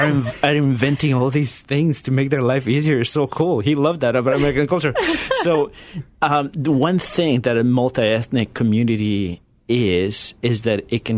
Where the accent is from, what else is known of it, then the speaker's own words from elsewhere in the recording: Ecuador; moved away as an adult; also born or lived in Galapagos Islands, Ecuador / Chile; now in United States; I was born in Ecuador, but Chilean father, Ecuadorian mother. And I grew up in different communities around mainland Ecuador. But when I was about 10 years old, we moved to the Galapagos Islands, which is part of Ecuador. And that's where I spent my teenage years